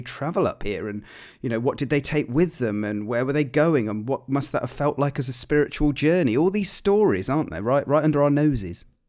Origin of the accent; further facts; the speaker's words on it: Gloucestershire, South West England, United Kingdom; I grew up in Gloucestershire